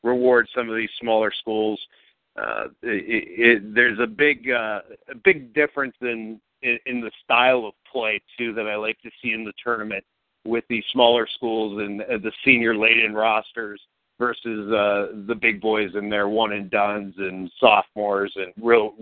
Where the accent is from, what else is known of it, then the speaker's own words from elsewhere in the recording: Youngstown, Ohio, United States; now in Columbus, United States; from Youngstown to C-Bus